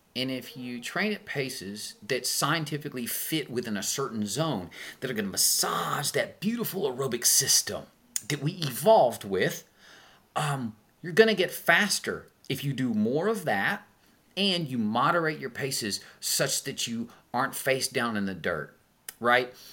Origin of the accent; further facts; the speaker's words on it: Tyler, Texas, United States; I'm a hick from Tyler, Texas